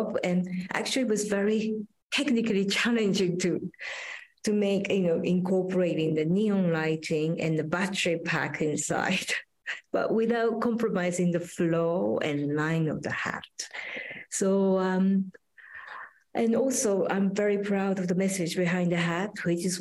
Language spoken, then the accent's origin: English; Japan; now in London, United Kingdom; Actually, I am from Japan, but I spend very little time in Japan.